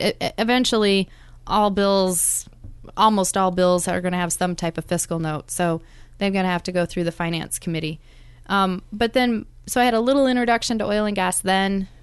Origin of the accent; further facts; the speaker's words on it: South Dakota, United States; moved away as an adult; also born or lived in Juneau, Alaska / Fairbanks, Alaska; now in Anchorage, United States; my home state of South Dakota